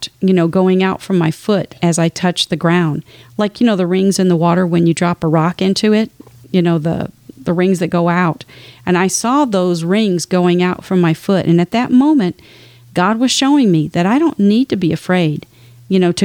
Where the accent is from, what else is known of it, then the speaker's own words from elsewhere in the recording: Texas, United States; I'm from Texas